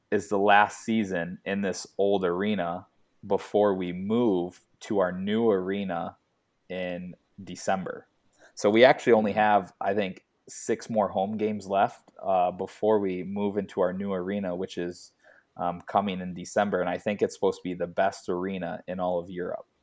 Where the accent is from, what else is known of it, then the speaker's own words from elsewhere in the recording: United States; moved away as an adult; being an American